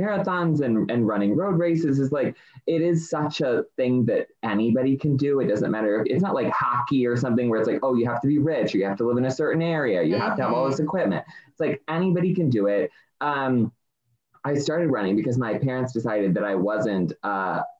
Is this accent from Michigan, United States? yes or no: yes; Michigan, United States; moved away; I'm originally from Michigan